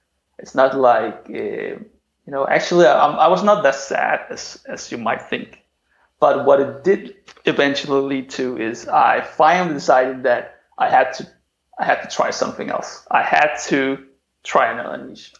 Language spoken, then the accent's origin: English; Denmark; also born or lived in China; I just returned to my home country, which is Denmark.